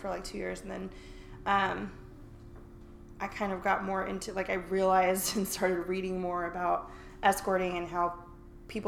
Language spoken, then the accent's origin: English; California, United States; I'm from California